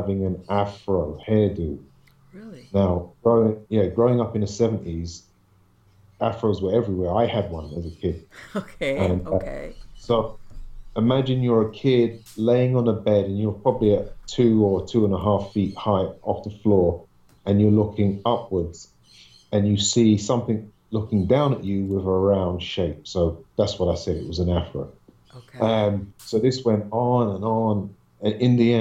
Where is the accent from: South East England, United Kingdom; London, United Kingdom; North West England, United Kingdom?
London, United Kingdom; I used to live in Southwest London up until the age of 5. And then we moved from Southwest London to an apartment in West London